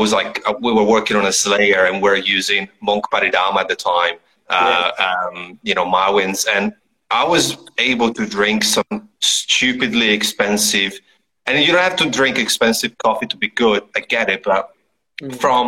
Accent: Italy; now in Melbourne, Australia; I'm from Italy originally

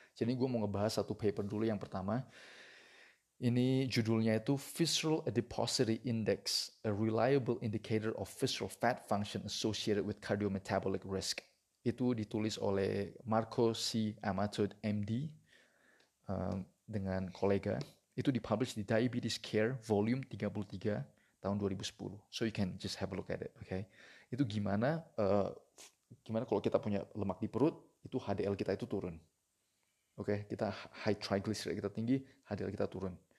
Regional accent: Indonesia; kita orang Indonesia

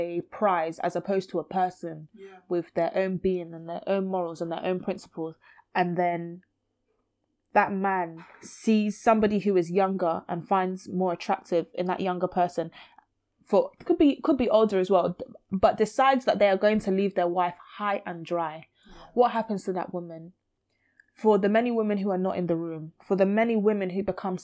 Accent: London, United Kingdom; I grew up in Brixton. I still live in Brixton

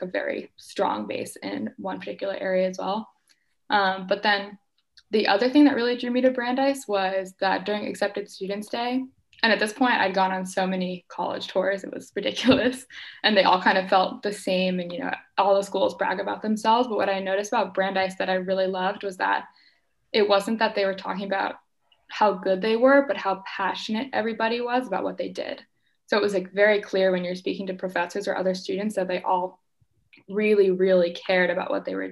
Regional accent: Boston, Massachusetts, United States; I am from the Boston area

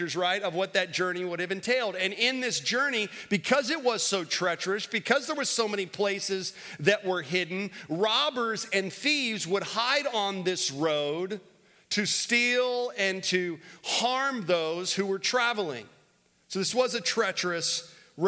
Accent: Florida, United States; now in Winston-Salem, United States; I grew up in Florida

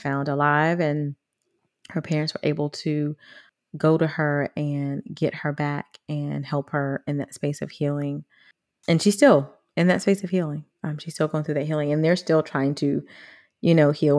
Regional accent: United States; as a black girl growing up in America

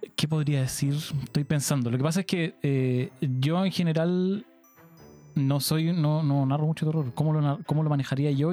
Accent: Chile; soy de Punta

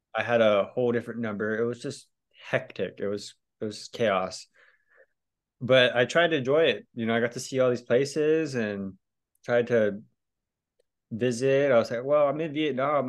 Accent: Hawaii, United States; moved away as an adult; also born or lived in California / Thailand; I'm just Hawaiian kid

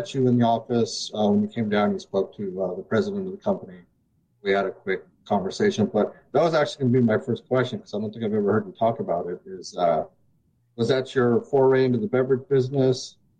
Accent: Phoenix, Arizona, United States; moved away as an adult; now in Tacoma, United States; Originally in Phoenix, Arizona, which we'll get into in a second, and then now currently in Tacoma, Washington.

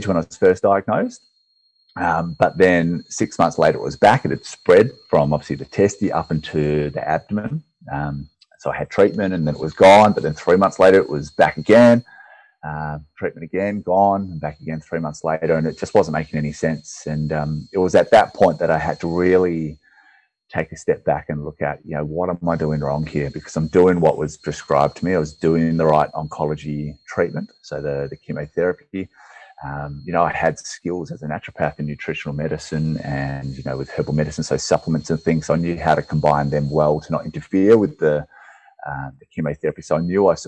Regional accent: Perth, Western Australia, Australia; I'm from Perth, Western Australia

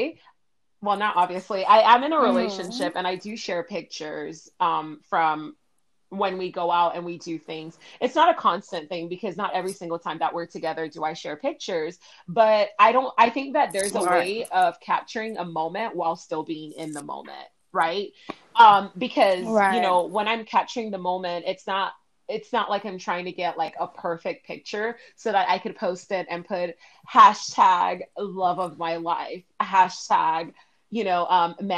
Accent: Miami, Florida, United States; I grew up in Miami

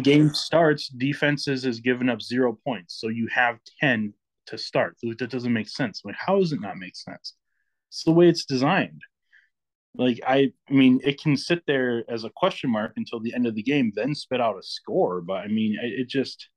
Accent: Michigan, United States; now in Minnesota, United States; I'm from Michigan, but I live in Minnesota now

